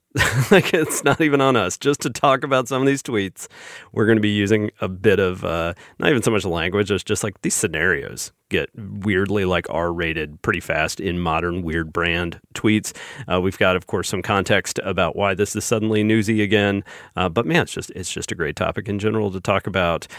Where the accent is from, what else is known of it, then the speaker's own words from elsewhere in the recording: the South, United States; us Southerners